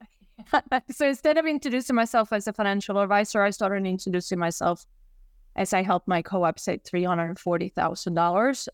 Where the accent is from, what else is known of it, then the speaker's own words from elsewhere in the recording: Sweden; moved away as an adult; now in New York, United States; I'm from Sweden originally, hence the accent.